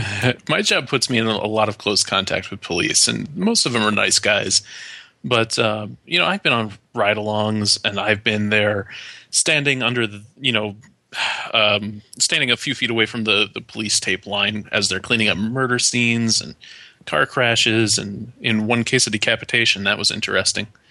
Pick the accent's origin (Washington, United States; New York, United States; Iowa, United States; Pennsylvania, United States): New York, United States; Watertown; growing up in Watertown, New York.